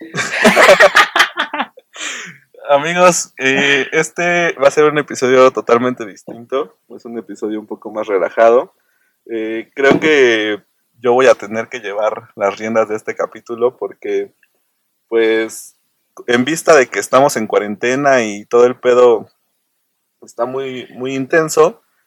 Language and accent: Spanish; Querétaro, Mexico; yo soy de Querétaro